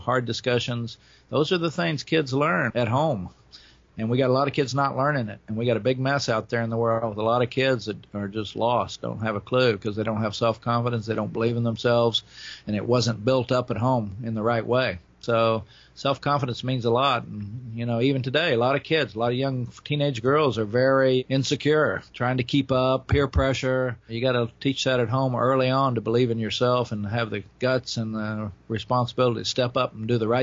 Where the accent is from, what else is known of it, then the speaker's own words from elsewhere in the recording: Oklahoma, United States; moved away; also born or lived in Florida; I grew up in Oklahoma in the 40s and 50s